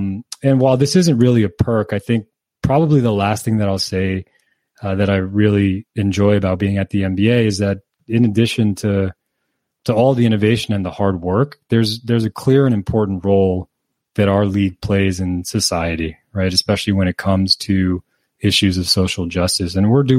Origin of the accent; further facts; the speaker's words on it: Canary Islands, Spain; I grew up in the Canary Islands in Spain.